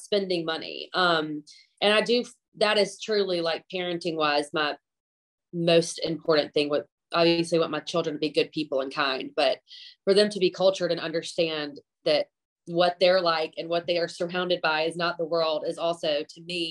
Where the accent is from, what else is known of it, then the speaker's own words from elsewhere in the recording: Alabama, United States; also born or lived in Atlanta, Georgia / Minneapolis, Minnesota / Panama City, Florida; I was like born and raised in Alabama, because we moved here before I was even one.